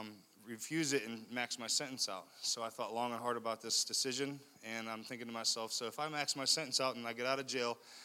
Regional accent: Leechburg, Pennsylvania, United States; I come from a town about an hour and a half north of here in Armstrong County called Leechburg, a really small town. I had 44 kids in my graduating class.

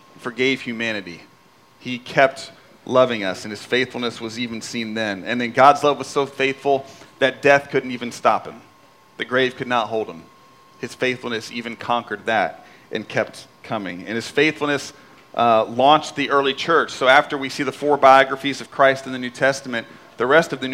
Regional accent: Indianapolis, Indiana, United States; moved away as an adult; I'm sitting in a coffee shop in my hometown in Indianapolis

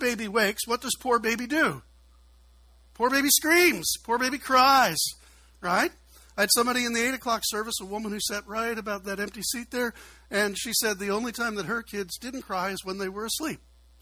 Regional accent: Chicago, Illinois, United States; now in Kentucky, United States; I'm a city guy. I'm from Chicago

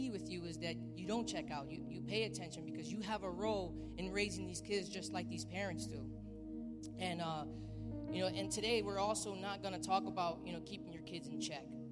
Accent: Bridgeport, Connecticut, United States; me growing up in Bridgeport

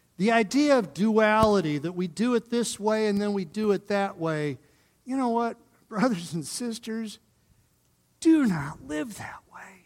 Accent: Northern Ohio, United States; now in Colorado, United States; I'm coming from Northern Ohio

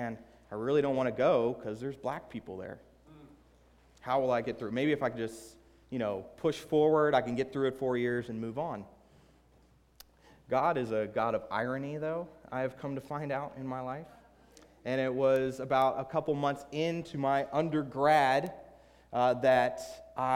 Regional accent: Southern Maryland, United States; also born or lived in Baltimore, Maryland / Cambridge, Maryland; I grew up in Southern Maryland, a hostile atheist

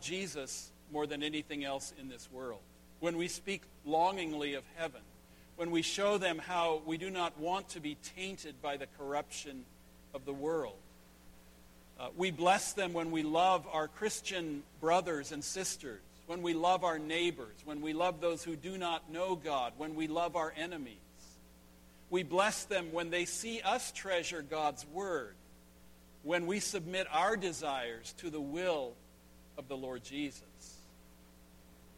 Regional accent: Northern California, United States; the little country church where I grew up in Northern California

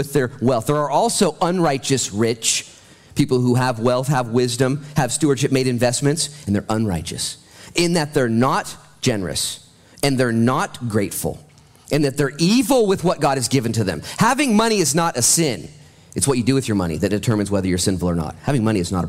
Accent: United States; I'm an American

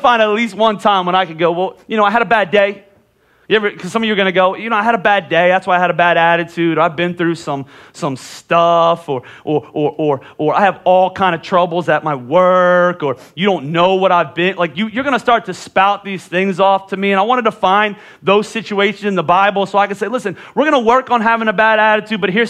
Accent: Pennsylvania, United States; moved away; I'm from Pennsylvania

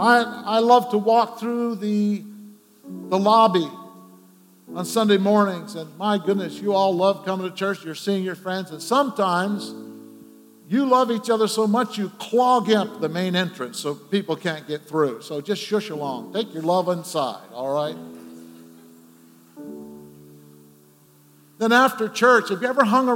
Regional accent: Scranton, Pennsylvania, United States; moved away; my hometown, Scranton, Pennsylvania.

